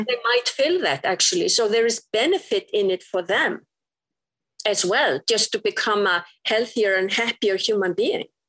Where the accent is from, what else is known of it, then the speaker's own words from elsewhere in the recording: Iceland; moved away as an adult; I was straight from Iceland